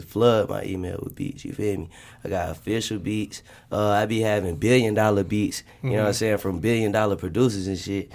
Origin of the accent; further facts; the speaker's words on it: Winston-Salem, North Carolina, United States; I'm from Winston-Salem, North Carolina.